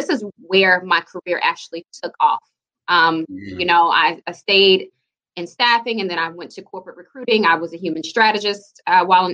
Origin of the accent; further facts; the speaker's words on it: Jackson, Mississippi, United States; I grew up in Jackson, over in the Queens, off Flag Chapel on Northside Drive